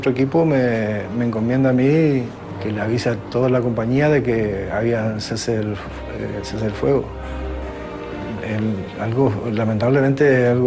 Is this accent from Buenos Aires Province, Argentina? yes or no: no; Misiones, Argentina; ¿cómo es tu nombre? … ¿De dónde sos? Misiones.